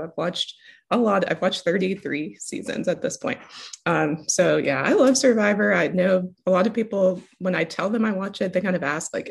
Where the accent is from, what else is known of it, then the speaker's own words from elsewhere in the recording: Tuscaloosa, Alabama, United States; moved away as an adult; also born or lived in Canada; now in Texas, United States; My family lives in Tuscaloosa. So we've been there for a long time since I was like 12